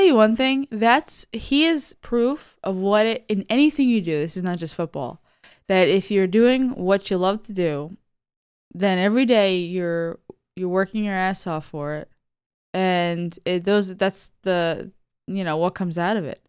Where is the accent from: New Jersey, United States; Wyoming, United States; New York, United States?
New York, United States; I'm from New York, and I stay at, like, Boston